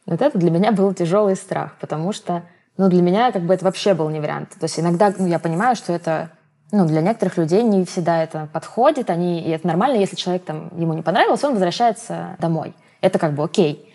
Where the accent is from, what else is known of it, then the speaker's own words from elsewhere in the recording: Voronezh, Voronezh Oblast, Russia; moved away as an adult; now in Moscow, Russia; Когда я переезжала из Воронежа в Москву